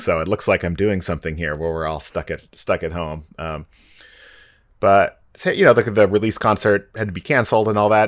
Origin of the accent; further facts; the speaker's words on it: the Northwest, Pacific Northwest, United States; also born or lived in Boston; I grew up in the Northwest, went away to music school